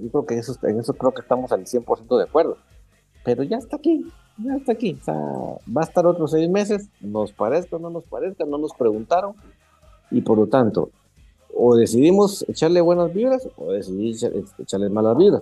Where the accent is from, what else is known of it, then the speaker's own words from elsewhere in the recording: Guatemala; nosotros somos orgullosamente guatemaltecos